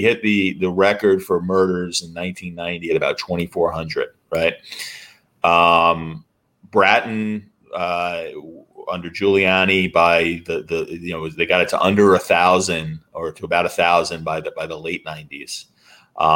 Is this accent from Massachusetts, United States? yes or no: no; New York City, New York, United States; I'm a New Yorker